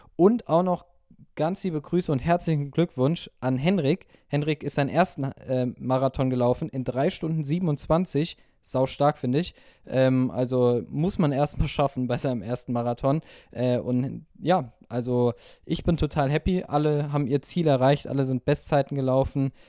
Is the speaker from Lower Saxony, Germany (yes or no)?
no; Wiesbaden, Hesse, Germany; meine Heimatstadt, ich will nicht gegen Wiesbaden äh, schießen